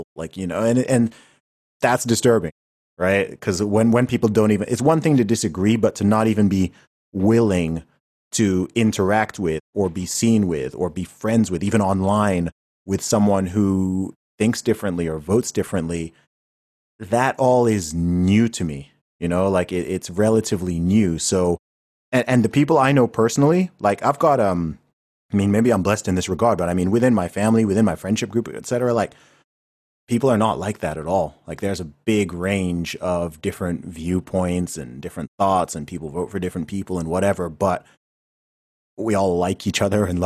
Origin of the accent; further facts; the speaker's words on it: United Kingdom; I'm British